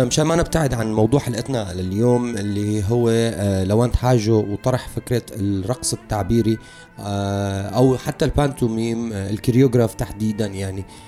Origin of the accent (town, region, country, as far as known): Syria